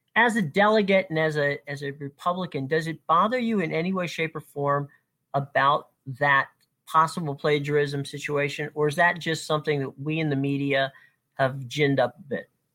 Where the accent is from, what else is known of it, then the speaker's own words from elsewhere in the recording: Lutz, Florida, United States; I grew up and lived in Lutz